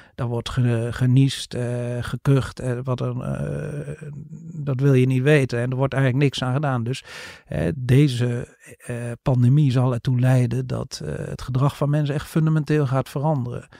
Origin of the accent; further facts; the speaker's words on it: Netherlands; ook als Nederlanders